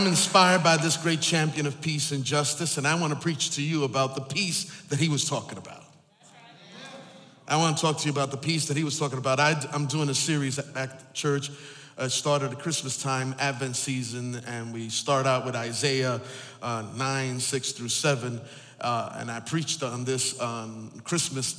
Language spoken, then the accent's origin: English; East Coast, United States; I'm from the East Coast, and so we're a different time zone